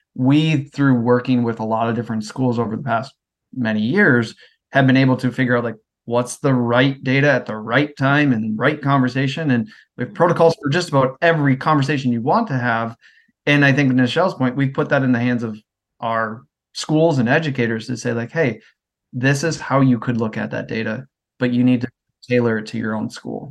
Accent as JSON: {"language": "English", "region": "Midwest", "country": "United States", "also_born_or_lived": "Worcester, Massachusetts", "moved": "as an adult", "said": "I'm from the Midwest, and I moved out to go to college in Worcester"}